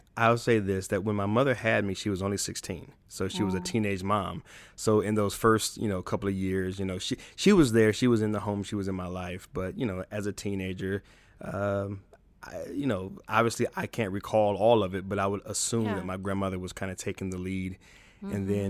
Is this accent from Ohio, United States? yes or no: yes; Toledo, Ohio, United States; also born or lived in Chicago; I was born in Chicago, Illinois, Cook County Hospital, to be exact. Spent 7 years in Chicago, and then my grandmother moved myself and my mother into a home in Toledo, Ohio.